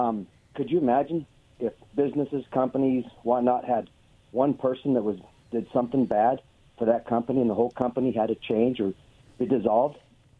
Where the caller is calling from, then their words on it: Oregon, United States; from Oregon.